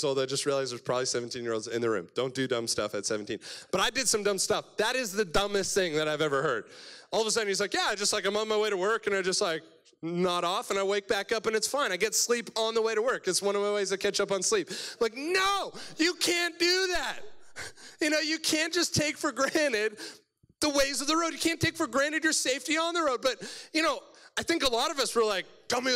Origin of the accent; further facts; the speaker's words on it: Cobourg, Ontario, Canada; I'm from Cobourg, Ontario, so east side of Toronto is the best side of Toronto